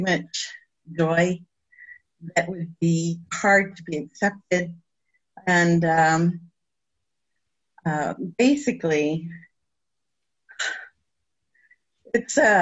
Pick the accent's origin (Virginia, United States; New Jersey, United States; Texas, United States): Texas, United States; El Paso; I am from El Paso, and I'm of culture, I'm Mexican